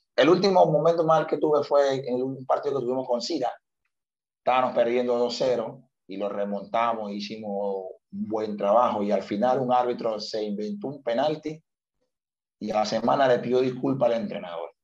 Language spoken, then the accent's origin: Spanish; Venezuela; moved away as an adult; also born or lived in Malta; A nosotros como venezolanos nos cuesta trabajar